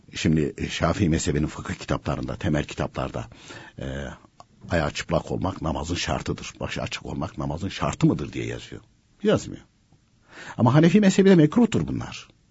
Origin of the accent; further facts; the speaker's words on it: Konya, Turkey; ben de Konyalıyım.